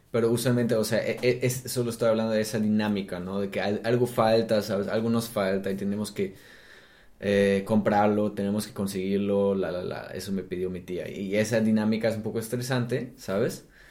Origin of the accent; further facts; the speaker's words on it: Germany; Spanish is a second language; also born or lived in Mexico / Brazil; now in Berlin, Germany; yo como soy alemán